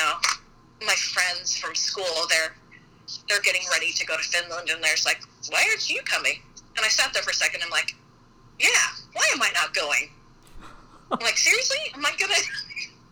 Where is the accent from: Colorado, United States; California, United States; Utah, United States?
Utah, United States; Salt Lake City; moved away as an adult; now in St. Louis, United States; I'm, you know, from Salt Lake, I grew up in Salt Lake and went to school in southern Utah